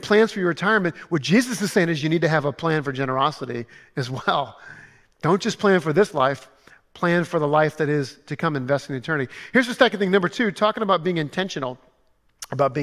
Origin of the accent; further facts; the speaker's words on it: Louisiana, United States; I'm from Louisiana